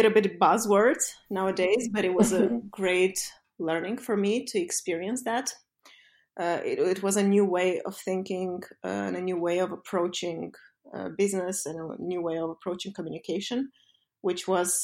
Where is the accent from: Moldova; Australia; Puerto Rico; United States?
Moldova; moved away as an adult; also born or lived in London; back in Moldova to kind of bring all that knowledge and experience I accumulated back to my home country